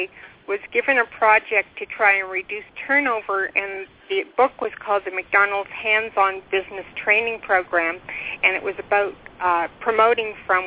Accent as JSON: {"language": "English", "town": "Ottawa", "region": "Ontario", "country": "Canada", "tie": "born or raised there", "also_born_or_lived": "Kingston, Ontario / Whitehorse, Yukon", "moved": "as an adult", "said": "We were born and raised in Ottawa, Ontario, and then moved to Kingston, and then we moved to Whitehorse, Yukon"}